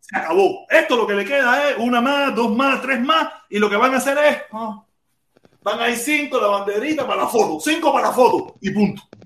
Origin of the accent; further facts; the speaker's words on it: Pinar del Río, Cuba; moved away as an adult; yo soy pinareño